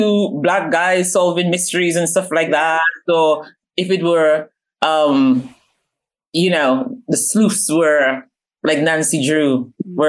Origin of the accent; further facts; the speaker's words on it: Dominica; moved away; also born or lived in London, United Kingdom; I was born in London, okay. Paddington, London, but I was raised in Dominica